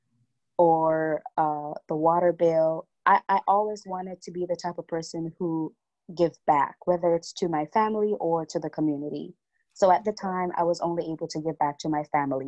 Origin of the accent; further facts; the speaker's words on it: Jamaica; I am a Jamaican. I was born and raised here. I'm still in Jamaica.